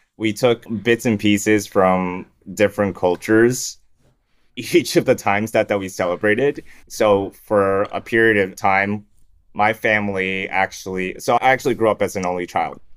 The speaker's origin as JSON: {"language": "English", "town": "Farmington", "region": "Michigan", "country": "United States", "tie": "born or raised there", "also_born_or_lived": "Toronto, Canada / Shanghai, China / Hamilton, Canada / Windsor, Canada", "moved": "as an adult", "lives_now": "Singapore", "said": "When I was five, we moved from Windsor, Canada to Michigan"}